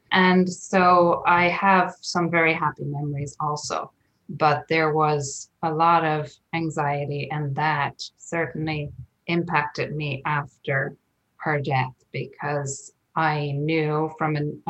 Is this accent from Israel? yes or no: no; Ireland; moved away as an adult; now in Portland, United States; very traditional to my growing up in Ireland